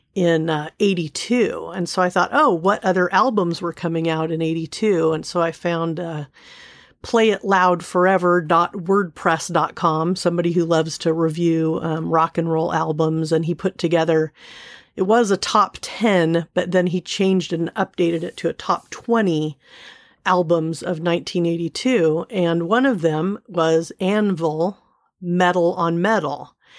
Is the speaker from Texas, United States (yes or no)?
no; Seal Beach, California, United States; I grew up in Southern California, um, Seal Beach, California